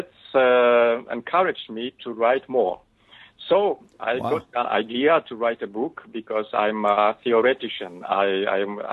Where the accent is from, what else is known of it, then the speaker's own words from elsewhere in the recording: Poland; English is a second language; And I was born in Poland. I was grown up here